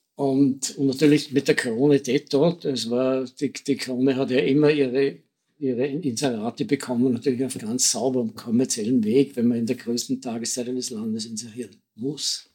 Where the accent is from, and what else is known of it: Austria